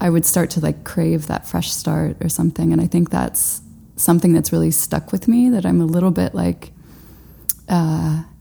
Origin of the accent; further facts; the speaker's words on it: Knoxville, Tennessee, United States; moved away as an adult; also born or lived in Georgia; now in Brooklyn, United States; I was born in Knoxville, and then, you know, my mom moved us to Georgia when I was like 5, mm-hmm. and we were in Georgia for about 5 years, and then moved back to Knoxville, and I was there until I graduated high school